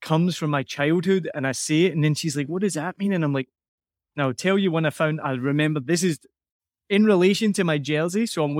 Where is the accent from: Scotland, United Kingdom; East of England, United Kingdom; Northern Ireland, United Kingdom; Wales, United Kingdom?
Scotland, United Kingdom; accent: Scottish; moved away as an adult; also born or lived in United States; I'm going to talk in my normal Scottish accent. I've been away for about 20 years, but even as my wife just picked out and noticed, as soon as I talk to another Scottish person, it comes back immediately.